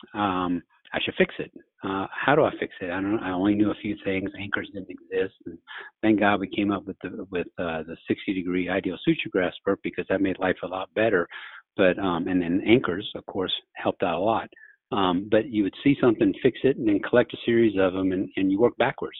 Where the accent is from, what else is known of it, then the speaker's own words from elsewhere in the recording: Louisiana, United States; moved away as an adult; also born or lived in Jackson, Mississippi; now in New Orleans, United States; I grew up in Louisiana